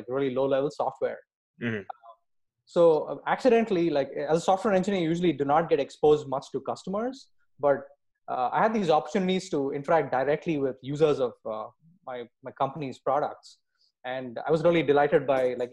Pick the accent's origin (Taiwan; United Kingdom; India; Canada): India; I grew up in India, and I've been programming since the age of 11.